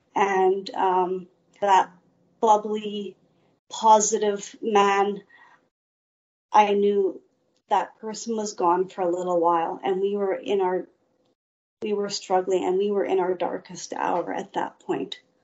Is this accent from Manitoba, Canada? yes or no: yes; Steinbach, Manitoba, Canada; also born or lived in Winnipeg; I grew up near Steinbach, and I grew up in a loving home